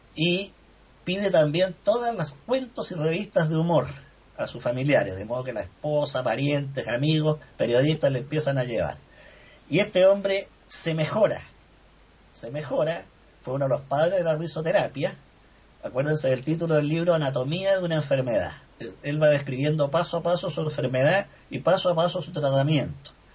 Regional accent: Valdivia, Los Ríos, Chile; en el sur de mi país, donde yo me crié en Valdivia, que es zona marítima costera

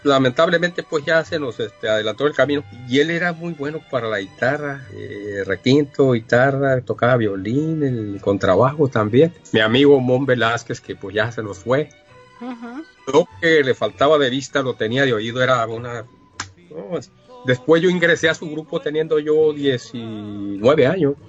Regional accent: Yécora, Sonora, Mexico; yo soy del municipio de Yecora, Sonora

